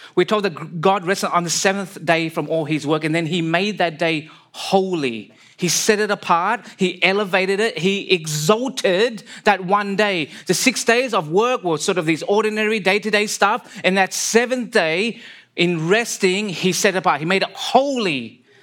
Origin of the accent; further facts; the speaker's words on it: Sydney, New South Wales, Australia; moved away as an adult; now in British Columbia, Canada; I was born and raised in Sydney, Australia.